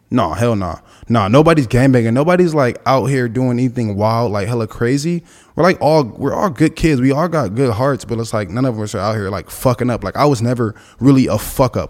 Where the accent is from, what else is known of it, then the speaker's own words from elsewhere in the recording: Los Angeles, California, United States; grew up with my grandma, we were on the east side, and the east side is, like, Central and forty-third.